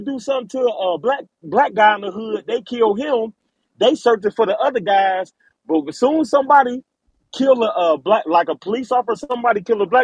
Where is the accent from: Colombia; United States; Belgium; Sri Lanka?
United States; Cincinnati, Ohio; I'm from Cincinnati, Ohio